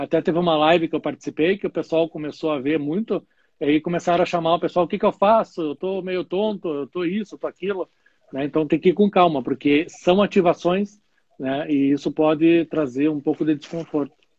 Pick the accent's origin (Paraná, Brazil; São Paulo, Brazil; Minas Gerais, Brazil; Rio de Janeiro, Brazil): Paraná, Brazil; Curitiba; moved away as an adult; now in Caxias do Sul, Brazil; Mion é um curitibano, eu sou de Curitiba e hoje eu moro em Caxias do Sul, fazem 13, 14 anos.